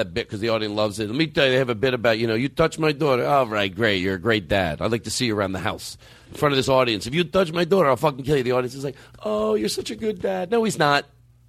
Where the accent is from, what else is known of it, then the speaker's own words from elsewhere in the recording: Philadelphia, Pennsylvania, United States; moved away; I'm from Philadelphia